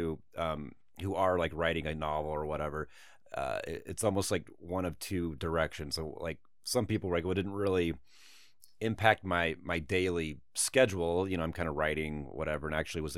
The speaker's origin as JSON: {"language": "English", "region": "Utah", "country": "United States", "tie": "born or raised there", "said": "when I was growing up in Utah."}